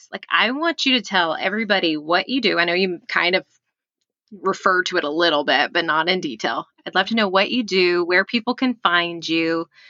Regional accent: Texas, United States; This is how you know I grew up in Texas.

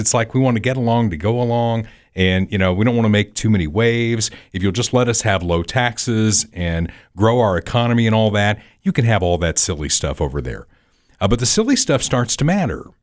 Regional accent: Evansville, Indiana, United States; my hometown of Evansville

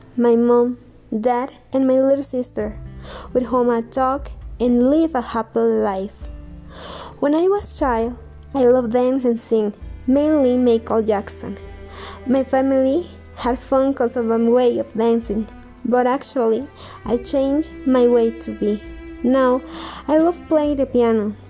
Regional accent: State of Mexico, Mexico; English is a second language; I was born in Mexico City. I lived there for one year. Later, my parents decided to move to Mexico State, where we live now.

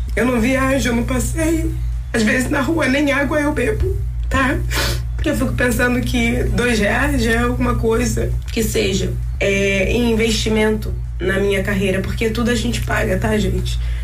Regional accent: Brazil; eu sou brasileira.

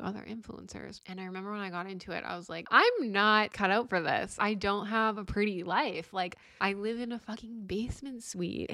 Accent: Chilliwack, British Columbia, Canada; growing up in Chilliwack

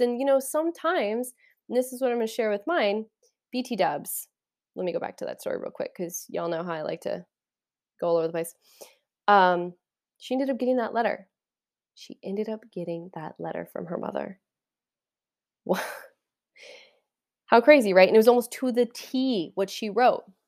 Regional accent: Kansas, United States; I'm from Kansas.

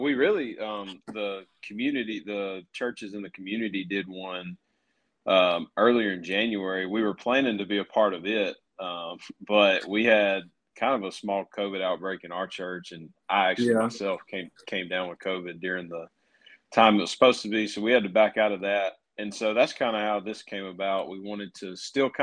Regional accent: Caledonia, Mississippi, United States; I grew up in Caledonia, and so I've got a lot of connections with churches there.

